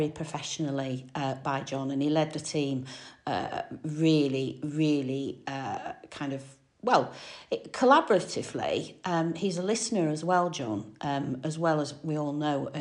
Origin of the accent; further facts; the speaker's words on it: Manchester, North West England, United Kingdom; moved away; I'm from Manchester originally.